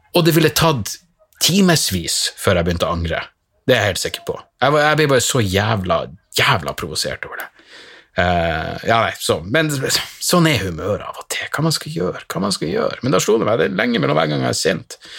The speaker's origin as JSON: {"language": "Norwegian", "town": "Narvik", "region": "Nordland", "country": "Norway", "tie": "born or raised there", "said": "hjembyen min i Narvik"}